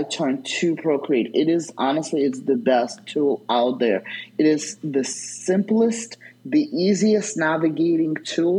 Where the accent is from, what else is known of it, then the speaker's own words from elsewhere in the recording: New York, United States; I don't have patience for anything, being the New Yorker that I am, right?